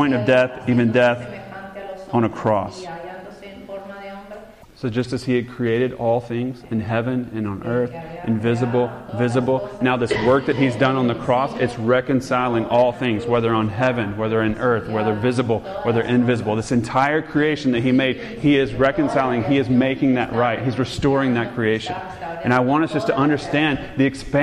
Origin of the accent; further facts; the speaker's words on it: the South, United States; since I'm from the South